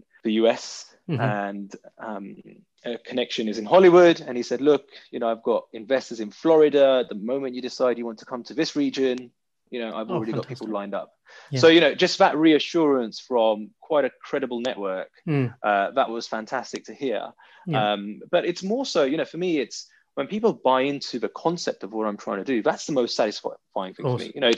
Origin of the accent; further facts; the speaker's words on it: London, United Kingdom; growing up in South London, which is quite a rough, if not brutal, area to grow up in as a young guy